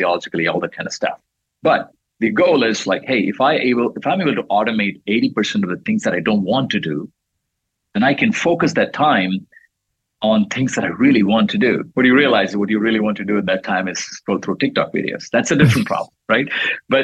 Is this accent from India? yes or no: yes; India; moved away; I was growing up in India